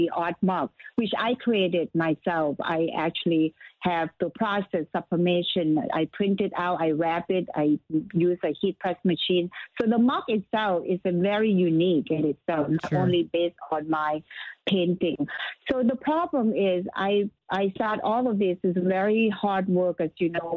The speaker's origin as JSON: {"language": "English", "country": "Thailand", "moved": "yes", "said": "I'm from Thailand"}